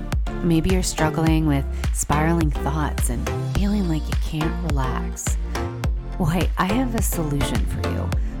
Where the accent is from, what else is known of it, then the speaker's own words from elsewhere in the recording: Maryland, United States; You know, I was from Maryland. It wasn't legal in Maryland.